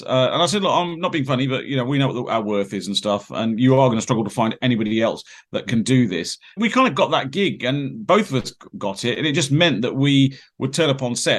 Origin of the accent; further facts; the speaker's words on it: Peterborough, East of England, United Kingdom; I born and bred in Peterborough, lived here all my life